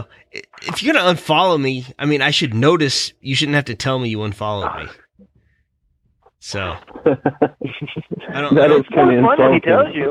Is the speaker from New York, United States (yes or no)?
no; Missouri, United States; accent: Missouri; my shitty Missouri accent